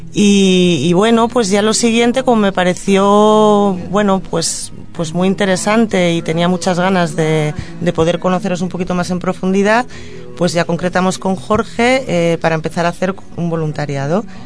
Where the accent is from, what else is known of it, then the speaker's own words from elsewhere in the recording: Madrid, Community of Madrid, Spain; also born or lived in Catalonia; now in Tordera, Spain; si tengo que contestar el origen desde la infancia, pues de Madrid, pero me considero catalana